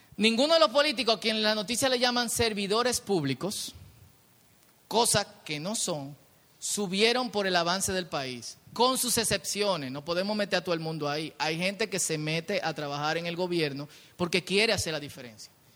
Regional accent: Dominican Republic; yo soy el pueblo dominicano

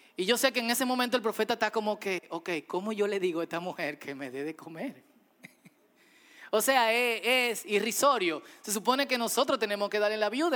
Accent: Dominican Republic; como dominicanos

